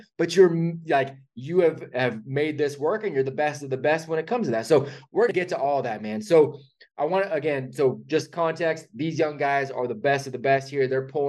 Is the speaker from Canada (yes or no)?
no; California, United States; so I grew up in Northern California.